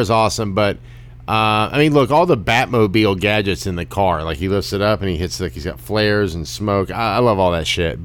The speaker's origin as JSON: {"language": "English", "country": "United States", "said": "as an American"}